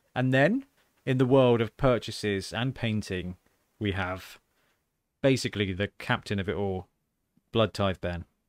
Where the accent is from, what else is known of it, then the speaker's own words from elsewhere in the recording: Southampton, South East England, United Kingdom; my hometown